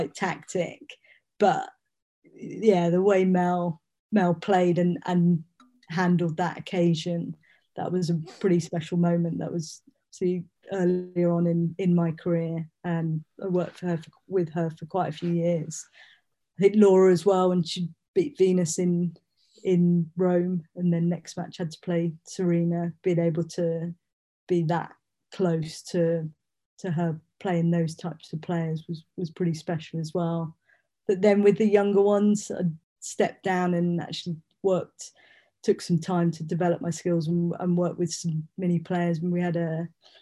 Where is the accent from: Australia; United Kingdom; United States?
United Kingdom; being a Brit